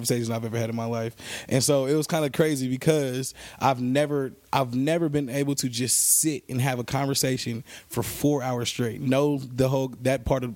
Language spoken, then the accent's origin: English; Bay Area, California, United States; moved away; go back to the Bay Area, to my hometown